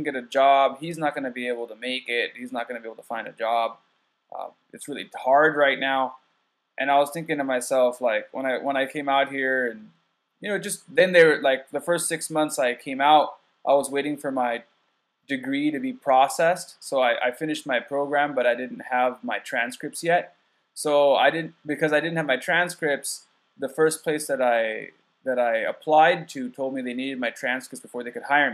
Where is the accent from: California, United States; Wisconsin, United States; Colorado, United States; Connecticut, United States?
California, United States; Escondido; now in Japan; I came from California, Southern California, from San Diego, and I came from like a poorer area of San Diego called Escondido, and there was a lot of gang violence and stuff